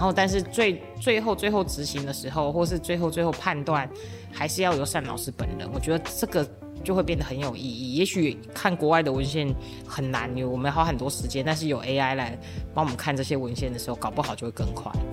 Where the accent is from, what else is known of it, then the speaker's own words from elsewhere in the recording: Tainan, Taiwan; 他是我们台南人